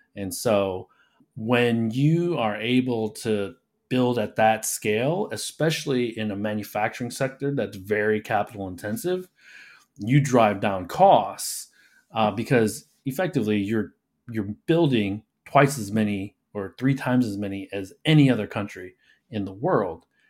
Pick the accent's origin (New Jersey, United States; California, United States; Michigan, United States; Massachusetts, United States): Michigan, United States; Detroit; I grew up in Detroit